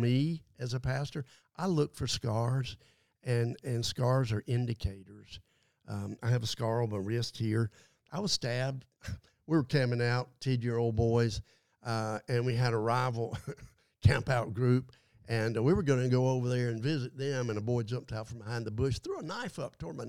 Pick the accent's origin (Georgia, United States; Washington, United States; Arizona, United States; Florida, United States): Georgia, United States; Adel; Growing up in Adel, Georgia, man, that's pretty, you know, small town